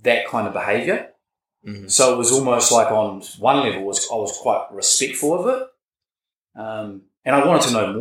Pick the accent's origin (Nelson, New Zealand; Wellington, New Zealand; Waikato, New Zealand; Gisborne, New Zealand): Wellington, New Zealand; grew up in Island Bay, the south coast there